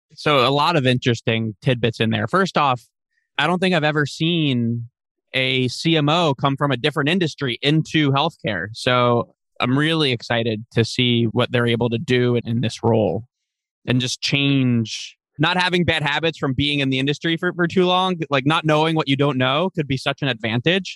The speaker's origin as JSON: {"language": "English", "area": "Long Island", "region": "New York", "country": "United States", "said": "I'm from Long Island"}